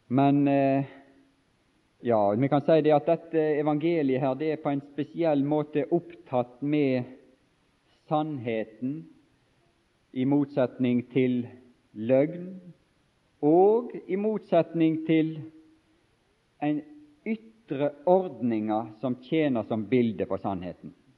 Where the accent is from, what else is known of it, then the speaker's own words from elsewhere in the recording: Bergen, Vestland, Norway; jeg er fra Bergens område og bor i Bergen